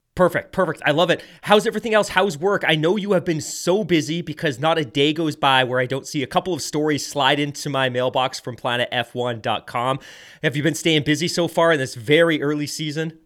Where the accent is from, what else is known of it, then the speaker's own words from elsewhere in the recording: South Devon, South West England, United Kingdom; I grew up in Sev-, South Devon